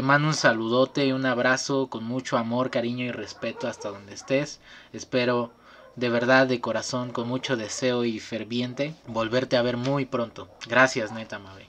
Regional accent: Martínez de la Torre, Veracruz, Mexico; por mi lugar de nacimiento soy Team Calor. Este, soy oriundo de Martínez de la Torre, Veracruz.

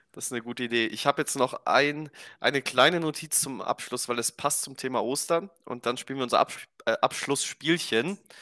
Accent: Romania; Bei uns in Rumänien

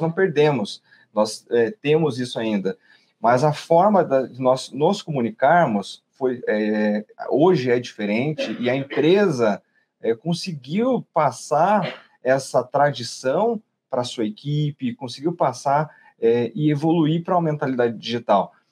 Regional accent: Curitiba, Paraná, Brazil; nós somos nascidos aqui de Curitiba

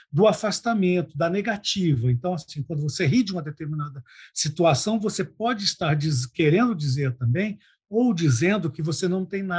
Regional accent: Cuiabá, Mato Grosso, Brazil; E eu sou cuiabano toda a vida.

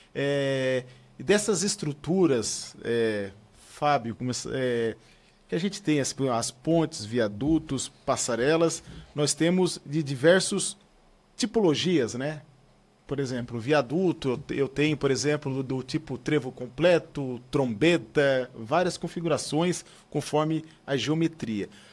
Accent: Criciúma, Santa Catarina, Brazil; eu sou de Criciúma

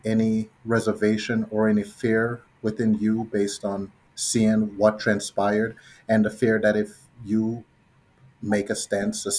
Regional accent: Jamaica; moved away; Growing up in Jamaica, I was maybe 5 years old

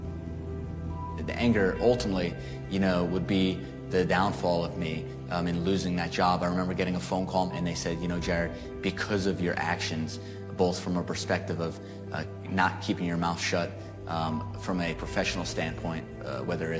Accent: New York City, New York, United States; moved away as an adult; now in Dallas, United States; I'm from New York, I'm from the Bronx

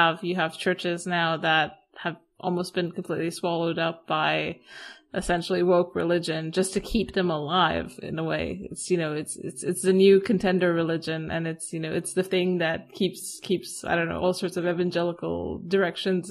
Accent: Romania; moved away; I've moved back to my hometown and in Romania

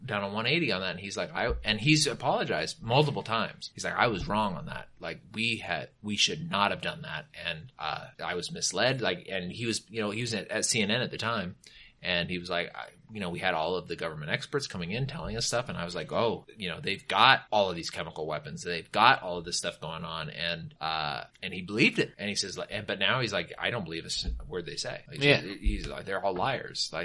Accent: California, United States; I'm a Californian.

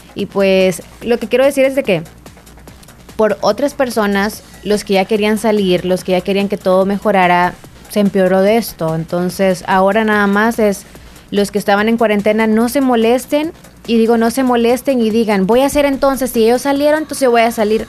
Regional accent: El Salvador; sí somos los salvadoreños

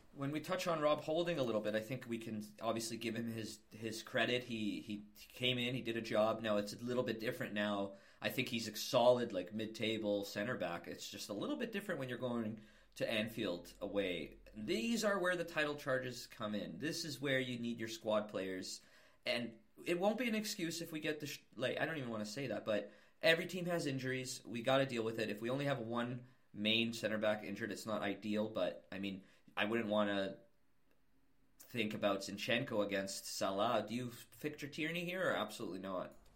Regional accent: Toronto, Ontario, Canada; where I grew up in Toronto

